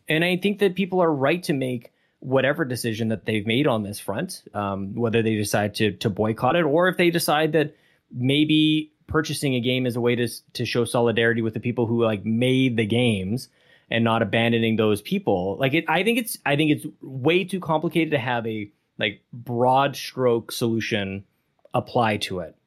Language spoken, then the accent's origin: English; Canada; we're all Canadian